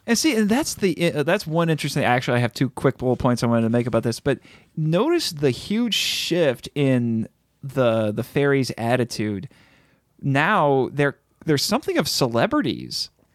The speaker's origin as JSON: {"language": "English", "country": "United States", "said": "I'm an American"}